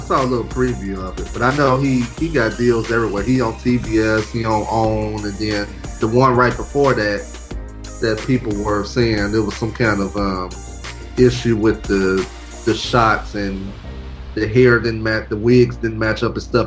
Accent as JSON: {"language": "English", "town": "Chicago", "region": "Illinois", "country": "United States", "tie": "born or raised there", "moved": "as an adult", "lives_now": "Los Angeles, United States", "said": "I live in LA. I'm originally from Chicago, Illinois, the south suburbs. Uh, born and raised"}